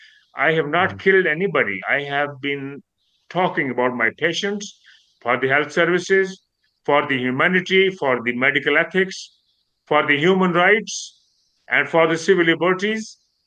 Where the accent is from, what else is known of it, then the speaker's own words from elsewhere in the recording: United Kingdom; Being a British, and my children were born here, I'm local, but still I'm considered I'm not from within the community.